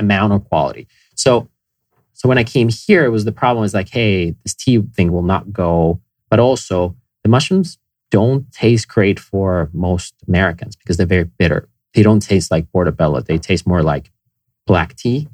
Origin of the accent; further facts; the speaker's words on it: Finland; moved away; I grew up in Finland